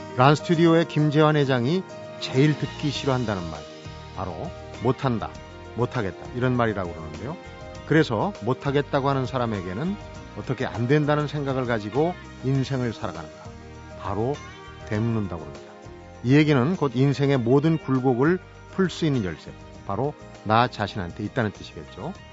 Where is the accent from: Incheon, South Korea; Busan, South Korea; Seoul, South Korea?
Seoul, South Korea; 저도 이제 어릴 때 서울에 자라면